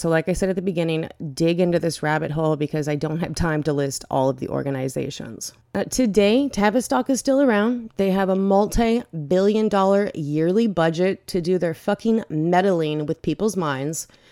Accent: Bay Area, next to San Francisco, California, United States; I am from the Bay Area. I grew up next to San Francisco

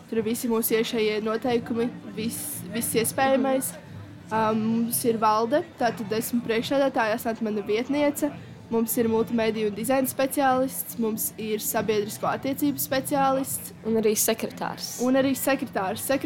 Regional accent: Līvāni, Latgale, Latvia; Un mēs esam no Līvāniem, precīzāk pārstāvam Līvānu no jauniešu domu.

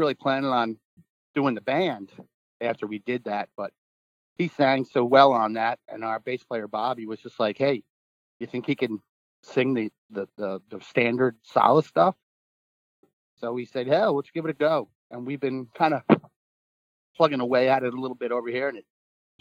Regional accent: New Jersey, United States; I grew up in New Jersey on the ocean and on the beach

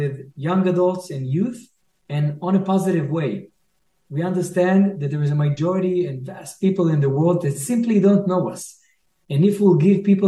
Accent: Israel; we Israelis

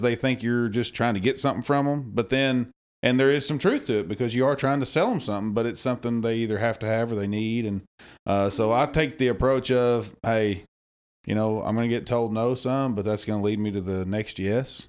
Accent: Damascus, Arkansas, United States; I'm from Damascus, Arkansas. Born and raised there

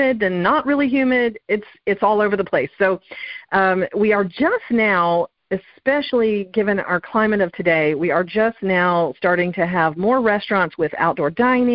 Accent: Florida, United States; also born or lived in Southern California; now in Dallas-Fort Worth, United States; And I grew up in Florida, which was 100% flat, and when I moved to Southern California

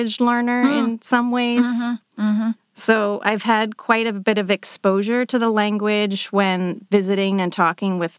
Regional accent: southern Maine, United States; first language English; moved away as an adult; also born or lived in Worcester, Massachusetts / Amherst, Massachusetts; I grew up in the northeastern U.S. in a small town in southern Maine.

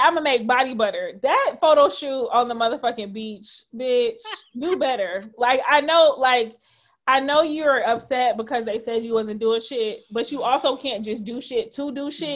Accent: Detroit, Michigan, United States; now in Chicago, United States; I grew up in Detroit and my my maternal side is from Mississippi.

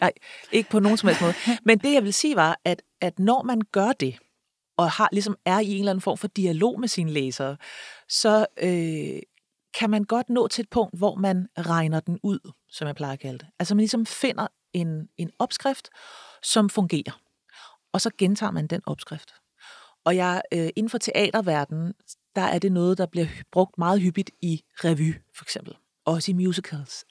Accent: Copenhagen, Capital Region of Denmark, Denmark; jeg er født og opvokset i København

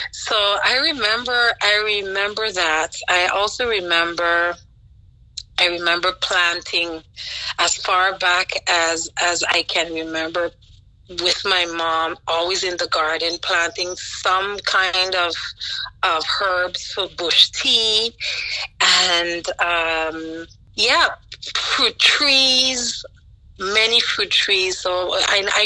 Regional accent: Sint Maarten; moved away as an adult; also born or lived in Philadelphia, United States / London, United Kingdom; now in New Jersey, United States; I was born and raised on the Dutch side of St. Martin

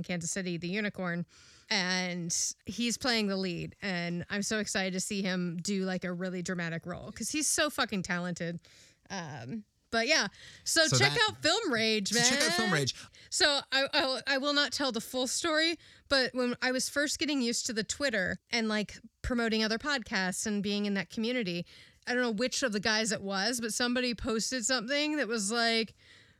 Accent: England, United Kingdom; moved away; I grew up in England

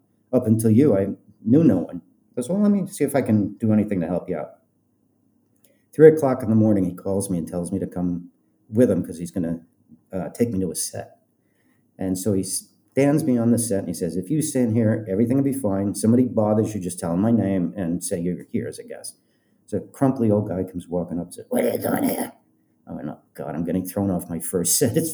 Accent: Colorado, United States; moved away as an adult; also born or lived in Los Angeles; I'm from Colorado.

